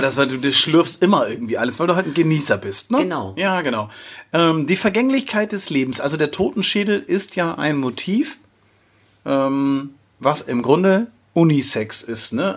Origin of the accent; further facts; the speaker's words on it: Schleswig-Holstein, Germany; accent: leichter nordischer Slang; leichte nordische Slang bei mir und bei Sonja